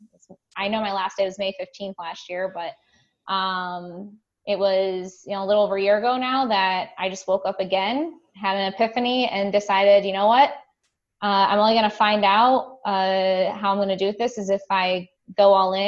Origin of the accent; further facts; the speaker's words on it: Toledo, Ohio, United States; now in Columbus, United States; I'm actually originally from Northwest Ohio, up in the Toledo, Ohio vicinity